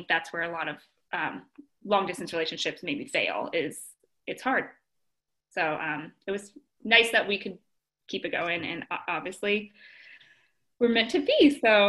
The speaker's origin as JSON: {"language": "English", "town": "Monterey", "region": "California", "country": "United States", "tie": "born there", "lives_now": "Louisville, United States", "said": "I was born in Monterey, California, and have been all over the U.S. due to my dad's job."}